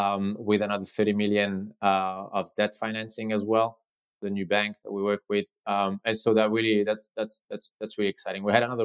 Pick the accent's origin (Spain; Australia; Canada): Spain; asked me if I was where I was from, and I said I was from Spain.